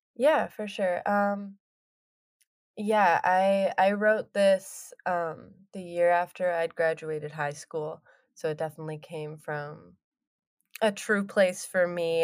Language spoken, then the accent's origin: English; Cortes Island, British Columbia, Canada; moved away as an adult; now in Vancouver, Canada; I didn't live around them, they all still lived back, um, in my hometown